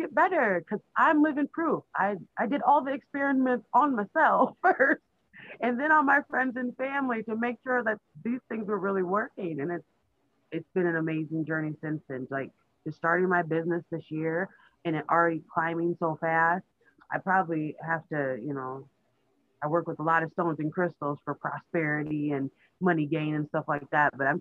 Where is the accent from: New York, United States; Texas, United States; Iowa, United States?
Iowa, United States; I was born up here in Iowa.